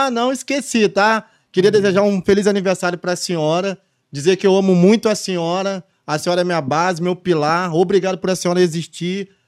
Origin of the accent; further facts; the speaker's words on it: Vassouras, Rio de Janeiro, Brazil; now in Angra dos Reis, Brazil; Eu sou natural de Vassouras, né?